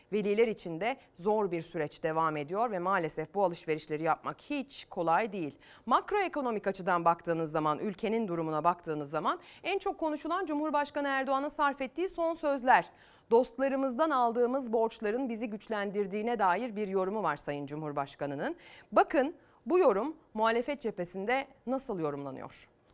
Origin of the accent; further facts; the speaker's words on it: İzmir, Turkey; Ben de İzmir'in ilçesinde büyüdüm